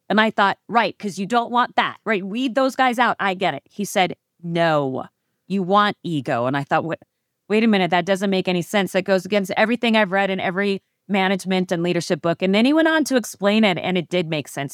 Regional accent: Phoenix, Arizona, United States; I was born and raised in Phoenix, Arizona

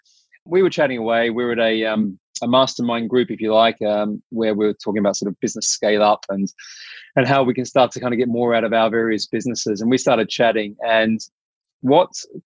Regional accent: Adelaide, South Australia, Australia; accent: South Australian; I grew up in Adelaide

